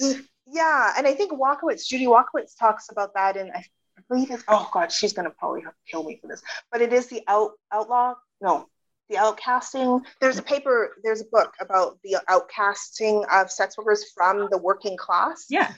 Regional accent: British Columbia, Canada; also born or lived in United Kingdom; I was born in the UK, but I grew up in Canada.

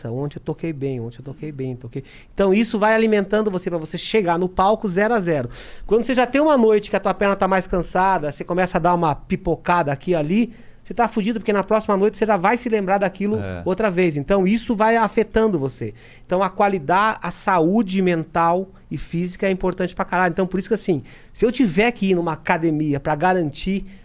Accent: South Africa; now in Brazil; Cara, eu sou da África do Sul. Nasci na África do Sul, e meu pai.

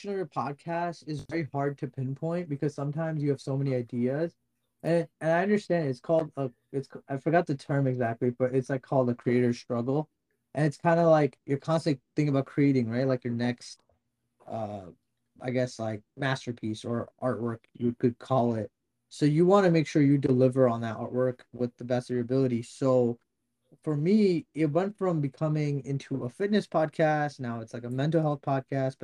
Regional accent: New Jersey, United States; I'm from North Jersey

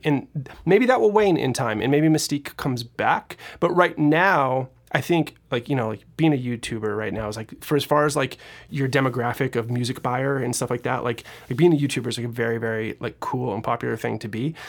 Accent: Seattle, Washington, United States; moved away; I'm originally from Seattle, Washington.

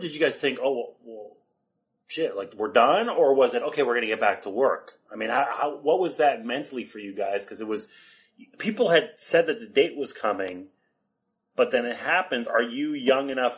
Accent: Montreal, Quebec, Canada; I was born and raised in Montreal

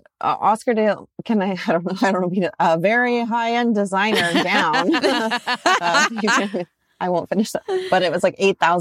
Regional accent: Pacific Northwest, United States; I run super hot. I'm from the Northwest.

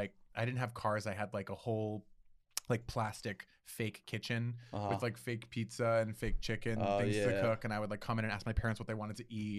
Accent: Rhode Island, United States; I'm from Rhode Island.

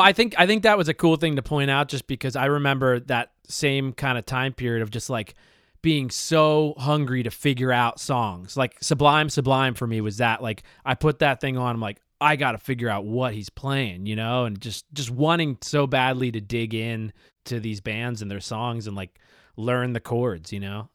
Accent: Bucks County, Pennsylvania, United States; Tall Dave and I grew up in Bucks County, Pennsylvania together

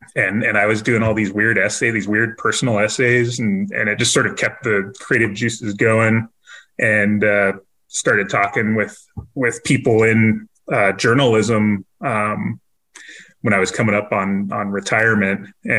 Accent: near Vandenberg Air Force Base, Central California, United States; moved away as an adult; now in San Antonio, United States; So I grew up near an Air Force base called Vandenberg Air Force Base, in Central California by Santa Barbara.

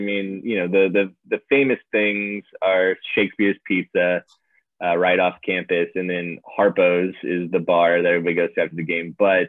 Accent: Illinois, United States; I grew up in Illinois

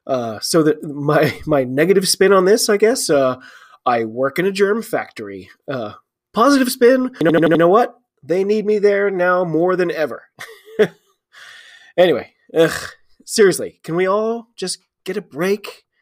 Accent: United States; I'm an American rugby fan.

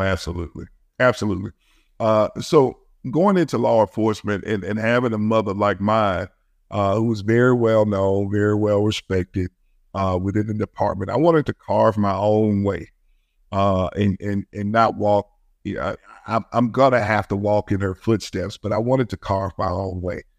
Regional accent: Birmingham, Alabama, United States; I grew up in Birmingham. I grew up in one of the roughest parts of Birmingham.

